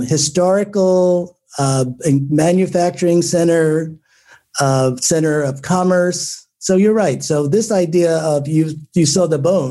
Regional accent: Newark, New Jersey, United States; I grew up in Newark. My parents came here in the 50s from Philadelphia and from Washington, D.C. And so I grew up in North

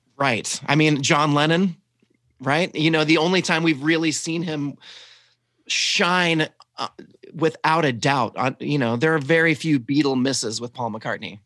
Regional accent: the South, United States; I was raised in the South and I'm just trying to cover up my accent

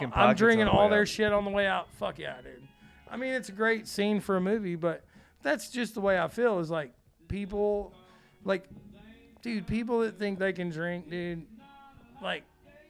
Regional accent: Florida, United States; You're like, bitch, I'm from Florida.

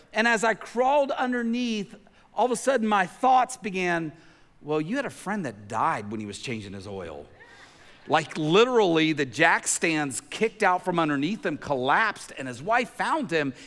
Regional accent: Tennessee, United States; growing up in Tennessee

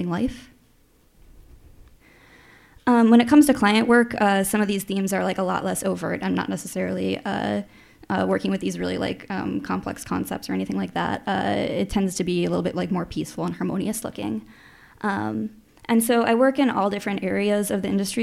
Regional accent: Chicago, Illinois, United States; moved away as an adult; now in Minneapolis, United States; I grew up in Chicago, and I've lived in Minnesota since 2008

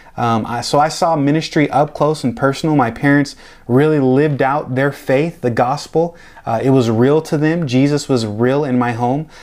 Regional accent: Tacoma, Washington, United States; moved away as an adult; also born or lived in Olympia, Washington; now in Delray Beach, United States; I was born and raised in Tacoma, um, that's outside of Seattle

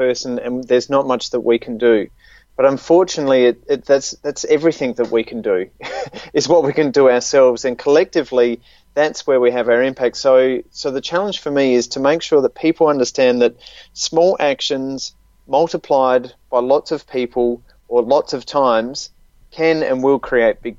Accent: Australia; accent: Australian; in the case of Australia, as you can tell from my accent

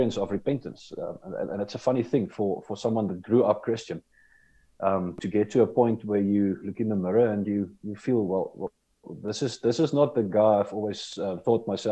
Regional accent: South Africa; moved away as an adult; now in Windhoek, Namibia; I was born in South Africa, and I lived there most of my life

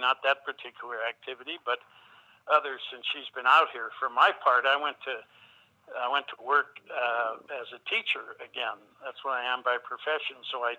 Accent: Butte, Montana, United States; I'm trying to write a memoir about my years growing up in Butte.

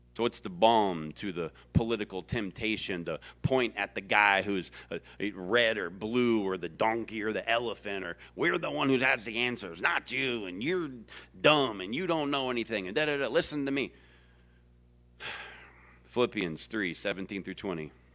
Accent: the South, United States; I was born and bred in the South

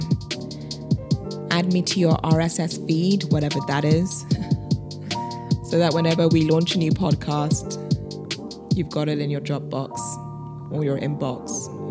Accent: London, United Kingdom; moved away as an adult; now in New York, United States; I am a British Nigerian, born and bred in London, England. And I moved to New York, 2 years ago

